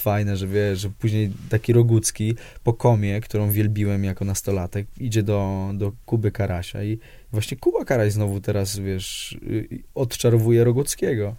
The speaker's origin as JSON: {"language": "Polish", "country": "Poland", "tie": "born or raised there", "moved": "yes", "lives_now": "Warsaw, Poland", "said": "jestem z Piotrkowa"}